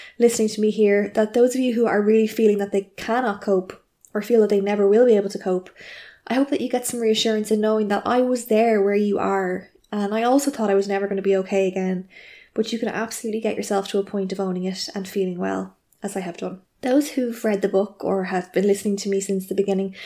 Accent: Ireland; I'm an Irish journalist

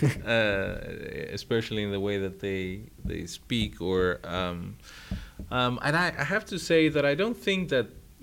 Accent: Greece; you are taught most of these tragedies and about those writers in school in Greece

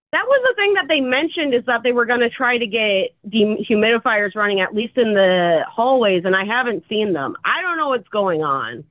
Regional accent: Chicago, Illinois, United States; now in Seattle, United States; I'm from Chicago, so I know what real cold is

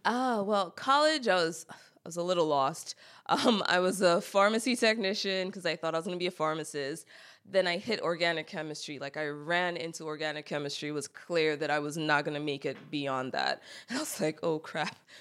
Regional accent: Cameroon; moved away; also born or lived in Silver Spring, Maryland, United States; I grew up in Cameroon, while I'm not technically an immigrant, 'cause I was born in the U S

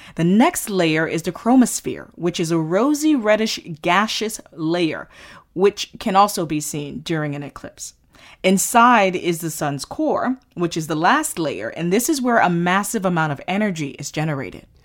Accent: Florida and the Caribbean, United States; growing up in Florida and in the Caribbean

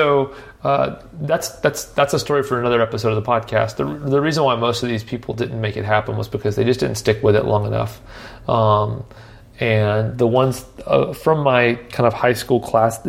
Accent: Nashville, Tennessee, United States; I grew up here in Nashville

